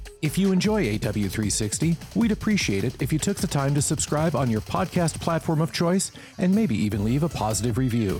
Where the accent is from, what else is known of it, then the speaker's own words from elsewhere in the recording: Seattle, Washington, United States; now in Portland, United States; I actually live in Portland. I'm from Seattle originally. Okay. I live in Portland.